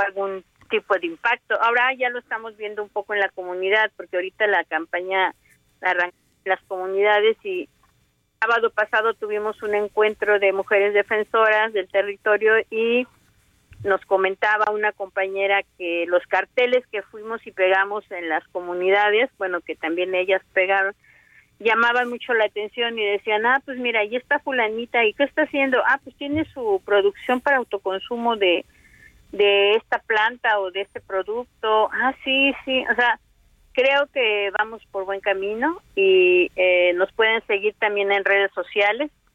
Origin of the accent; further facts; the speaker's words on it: Veracruz, Mexico; also born or lived in Puebla; now in Cuetzalan, Mexico; Yo soy del estado de Veracruz y estudié en, en la ciudad de Puebla